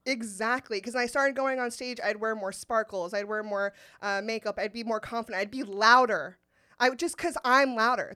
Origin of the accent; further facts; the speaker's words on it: Sacramento, California, United States; I went to Saint Ignatius in Sacramento